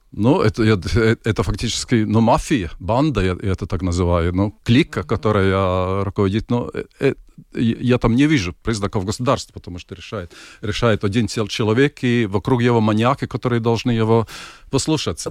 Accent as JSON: {"language": "Russian", "country": "Latvia"}